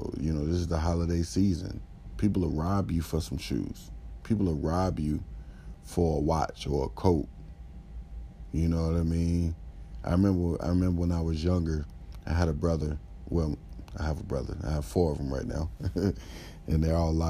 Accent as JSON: {"language": "English", "town": "Chicago", "region": "Illinois", "country": "United States", "said": "I was very happy as a Chicagoan and as a Bulls fan"}